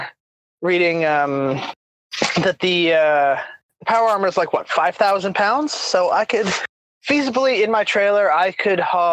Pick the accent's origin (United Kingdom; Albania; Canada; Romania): Canada; now in North Carolina, United States; I am a Canadian. I'm very proud to be Canadian.